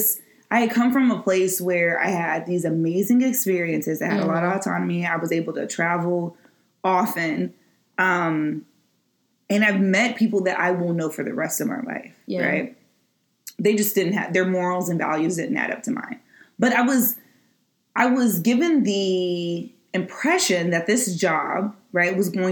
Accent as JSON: {"language": "English", "region": "Midwest", "country": "United States", "moved": "yes", "said": "I'm from the Midwest where people are just like, you know, always just kind of appeasing others"}